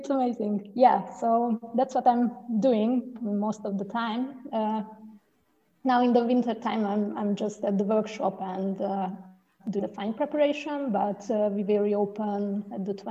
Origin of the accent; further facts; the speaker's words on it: Hungary; now in Frankfurt, Germany; I came from Hungary